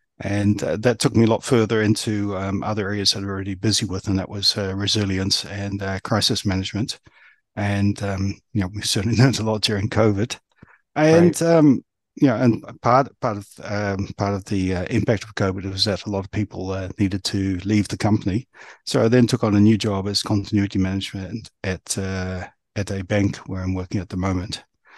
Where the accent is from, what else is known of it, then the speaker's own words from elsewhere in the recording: New Zealand; also born or lived in Australia; now in United Kingdom; I come from New Zealand. I was born in New Zealand. And then when I was quite some time ago, I moved across Australia